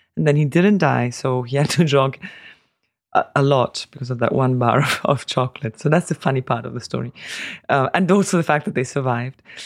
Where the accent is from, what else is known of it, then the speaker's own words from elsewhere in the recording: Tuscany, Italy; now in Hungary; my brother and I were, were born in Tuscany